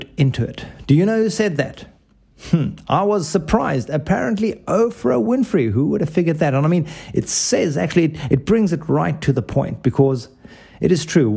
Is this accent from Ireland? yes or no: no; South Africa; where I grew up, and for those of you who cannot place my accent, it's South Africa